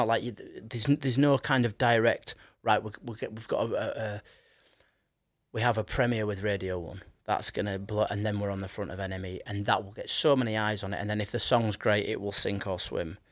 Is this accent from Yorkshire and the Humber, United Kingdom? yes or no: yes; Leeds, Yorkshire and the Humber, United Kingdom; I grew up in Leeds